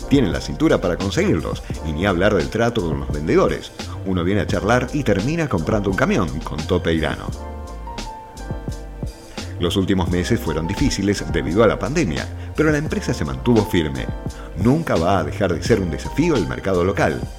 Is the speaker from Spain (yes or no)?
no; Rosario, Santa Fe, Argentina; Como soy oriundo de Rosario, empecé trabajando en el puerto.